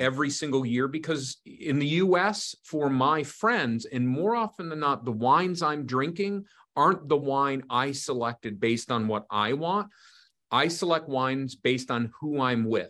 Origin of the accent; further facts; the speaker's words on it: United States; being an American